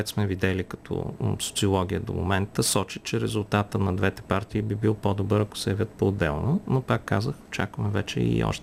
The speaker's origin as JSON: {"language": "Bulgarian", "country": "Bulgaria", "said": "когато Русия ни сложи като българи в списъка с неприятелски държави"}